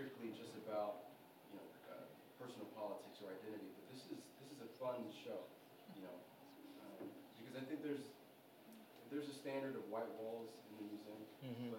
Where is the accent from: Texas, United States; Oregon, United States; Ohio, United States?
Texas, United States; Houston; I'm from Texas, Houston, Texas